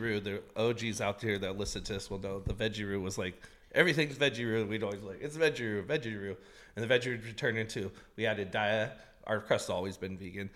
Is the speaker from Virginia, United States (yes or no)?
no; Portland, Oregon, United States; also born or lived in East Los Angeles, California; We came here when I was a toddler, so I only know Portland. I'm actually from Southeast Portland